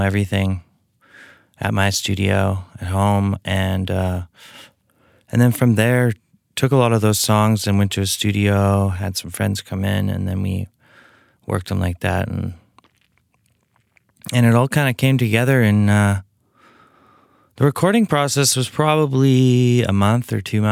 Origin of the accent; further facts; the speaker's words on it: Edmonton, Alberta, Canada; I grew up in Edmonton, and I played in bands since I was probably 13, 14